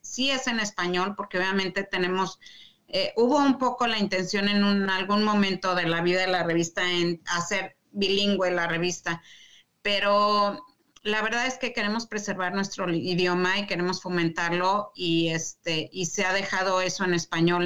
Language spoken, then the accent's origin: Spanish; Mexico City, Mexico; moved away as an adult; also born or lived in Saltillo, Mexico; now in Michigan, United States; Yo nací en la Ciudad de México, el antiguo DF